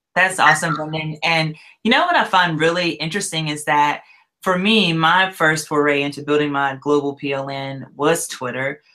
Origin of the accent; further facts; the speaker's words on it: Louisiana, United States; also born or lived in Gwinnett County, Georgia / Hickory, North Carolina; now in Nashville, United States; I'm originally from Louisiana